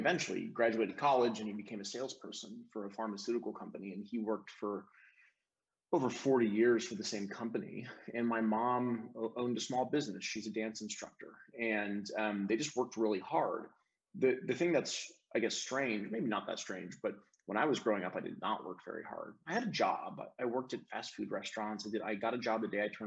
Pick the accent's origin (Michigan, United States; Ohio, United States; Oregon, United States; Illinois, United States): Ohio, United States; Cleveland; also born or lived in Chesterland, Ohio; now in Nashville, United States; I'm from Cleveland. I was born in Cleveland Heights, University Heights, Ohio area